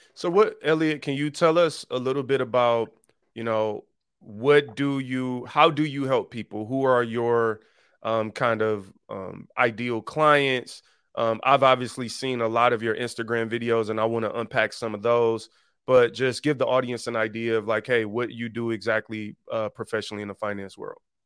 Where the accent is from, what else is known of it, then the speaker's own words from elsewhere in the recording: Detroit, Michigan, United States; I was born and raised in Detroit on the East Side